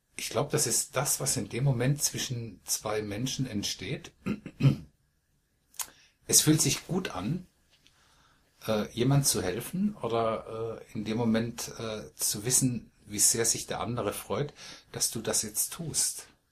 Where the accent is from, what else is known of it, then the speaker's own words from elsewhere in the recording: Malsch, Baden-Württemberg, Germany; ich wohne in dem Dorf, in dem ich geboren wurde. Ich komme aus Malsch, südlich von Karlsruhe.